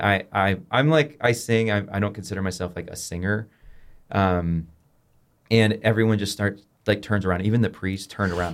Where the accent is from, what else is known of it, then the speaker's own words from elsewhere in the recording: Rockford, Illinois, United States; I grew up in Rockford, Illinois